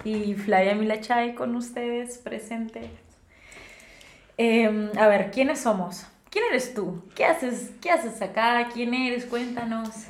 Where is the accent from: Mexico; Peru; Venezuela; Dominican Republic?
Peru; moved away as an adult; now in Germany; soy peruana como tú